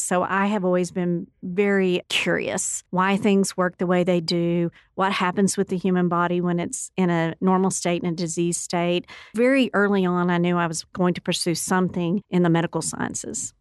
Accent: Odessa, Texas, United States; moved away as an adult; also born or lived in Stanton, Texas; now in Lubbock, United States; I was born in Stanton, Texas, and raised in Odessa

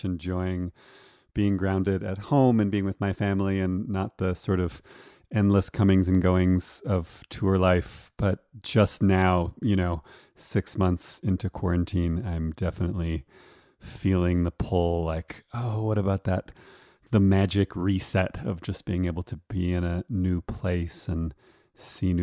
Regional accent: Toronto, Ontario, Canada; moved away as an adult; also born or lived in Vancouver, Canada; now in Colorado, United States; I grew up in Toronto and lived there until my teenage years

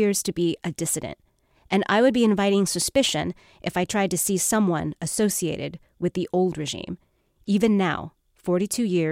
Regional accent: United States; also born or lived in Seattle; I was born in America. This is my home. This is the place that made me who I am.

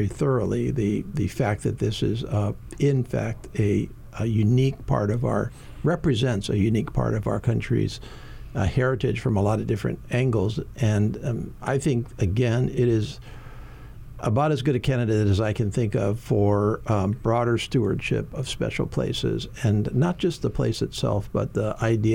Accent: Hawaii Island, United States; Congressman Kahele and I, you know, we're both from Hawaii Island

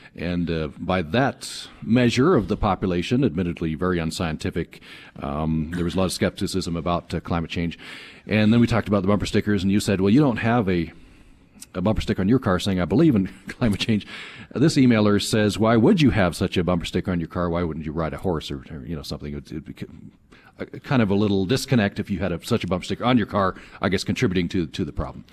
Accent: Vernal, Utah, United States; I grew up in Vernal.

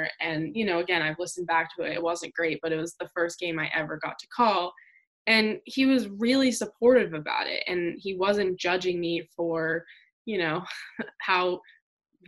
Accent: hometown of UVM, Burlington area, Vermont, United States; So he's been in my hometown

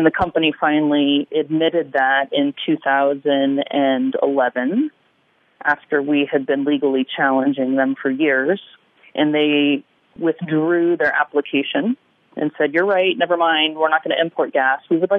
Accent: California, United States; moved away as an adult; now in Southern Oregon, United States; I was born and raised in California, and I moved up to Southern Oregon almost 20 years ago to finish my undergraduate degree at Southern Oregon University

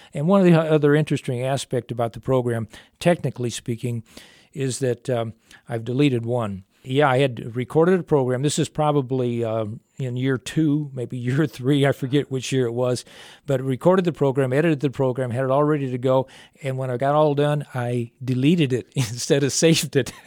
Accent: mid-state Illinois, United States; moved away as an adult; also born or lived in Phoenix; I was originally born in the Chica, in the South, uh, well, mid, mid-state Illinois

